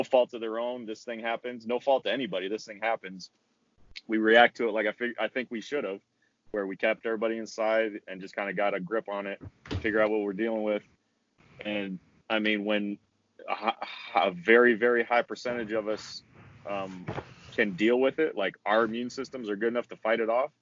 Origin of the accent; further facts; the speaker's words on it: Washington, United States; moved away; my home state of Washington